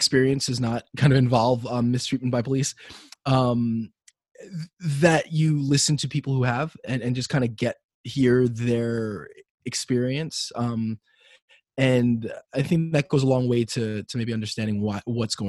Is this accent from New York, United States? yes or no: yes; New York City, New York, United States; also born or lived in Manhattan; I grew up in Brooklyn until I was in middle school. Then I moved to Manhattan